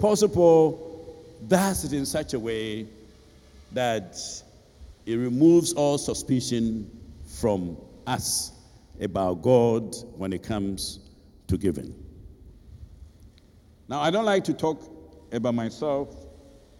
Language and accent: English; Ashanti, Ghana; moved away as an adult; also born or lived in Abidjan; I grew up in Ebuyakwa, you know, so I chose a school that was not too far